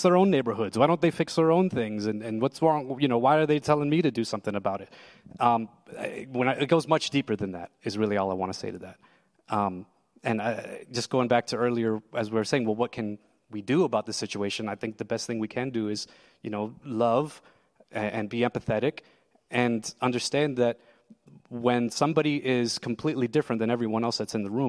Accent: Lebanon, Pennsylvania, United States; also born or lived in New Jersey; I was born in New Jersey, and I moved to Lebanon, Pennsylvania

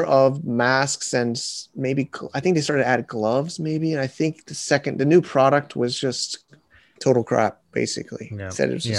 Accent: Connecticut, United States; They're actually a pretty big business in Connecticut, my hometown or home state

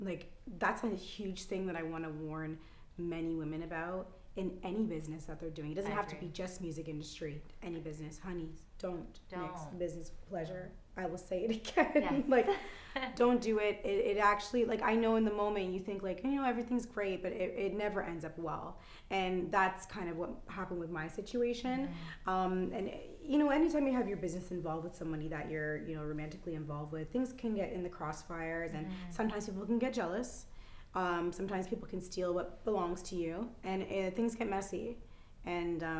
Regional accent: Toronto, Ontario, Canada; I'm Italian Jamaican, and I was born and raised here though, and I find that in Toronto we are like this big melting pot

